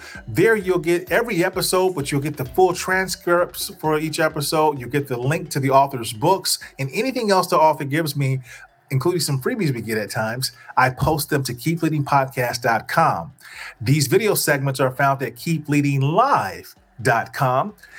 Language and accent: English; Chicago, Illinois, United States; and you know we're both from Chicago.